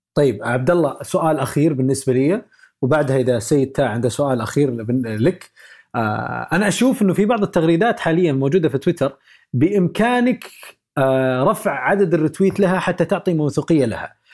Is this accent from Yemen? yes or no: no; Saudi Arabia; عندنا في السعوديه